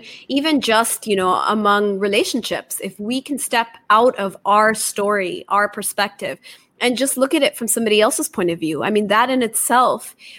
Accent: Japan; also born or lived in Taiwan; I'm Indian by nationality, but I was born in Taiwan. I was raised in Japan.

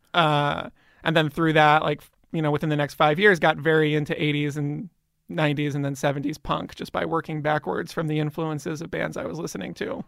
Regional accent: Bryn Mawr, Pennsylvania, United States; moved away; in Bryn Mawr, outside of Philadelphia

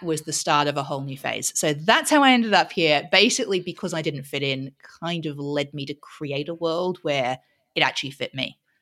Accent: Australia; moved away; we're both Aussie originally, um, and so I grew up in Australia

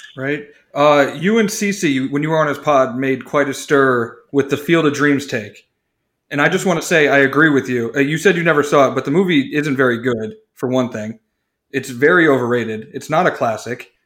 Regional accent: Cleveland, Ohio, United States; I'm from Cleveland

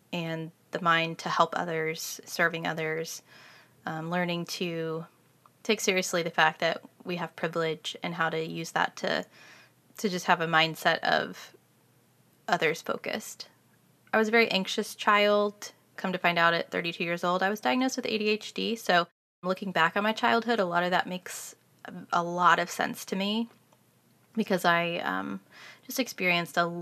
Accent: Kansas City, Missouri, United States; I grew up in Kansas City, Missouri

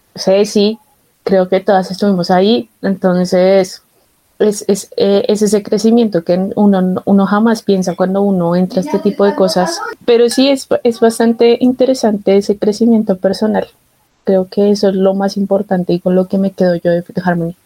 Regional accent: Bogotá, Colombia; yo soy de Bogotá

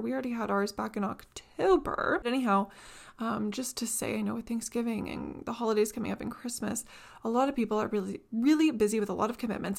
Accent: Canada; I'm from Canada

